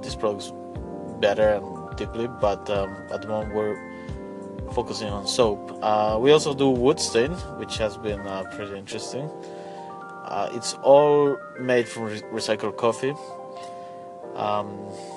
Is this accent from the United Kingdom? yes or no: no; Bolivia; We're three friends from Bolivia, and we grew up together